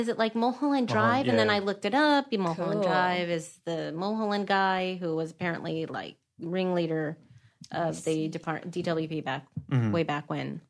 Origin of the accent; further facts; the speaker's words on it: South Bay, Southern California, United States; I'm born and raised here in Southern California. I'm from the South Bay, right?